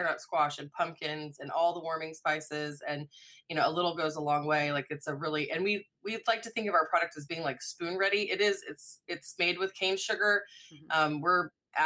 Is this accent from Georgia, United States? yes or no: no; Springfield, Missouri, United States; moved away as an adult; also born or lived in Telluride, Colorado / New Orleans, Louisiana / Northwest Arkansas; now in Arkansas, United States; I was born in Springfield, Missouri, so not far from here